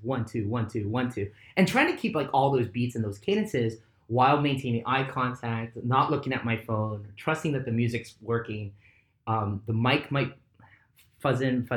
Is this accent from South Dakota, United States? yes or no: no; Southern California, United States; I grew up in SoCal and then just growing up here